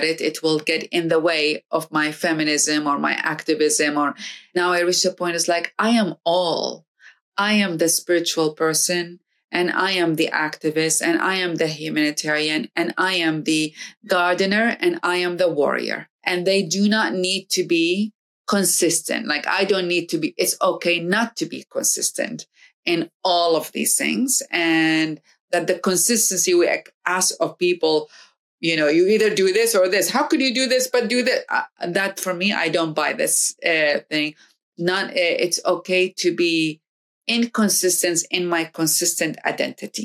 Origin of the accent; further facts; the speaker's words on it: Iraq; now in United States; I come to America and I am from another part of the world in Iraq. And then I'm living in America